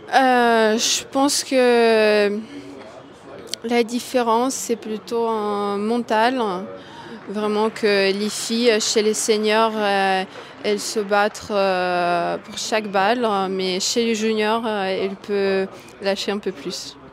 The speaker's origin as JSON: {"language": "French", "region": "Moscow", "country": "Russia", "tie": "born or raised there", "moved": "yes", "lives_now": "Boulogne-Billancourt, France", "said": "je suis née à Moscou et ça fait, je pense, deux ans. J'habite à Bologne"}